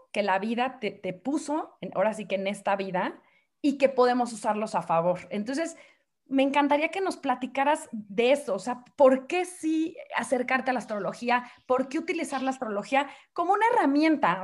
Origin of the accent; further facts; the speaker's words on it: Mexico; como decimos aquí en México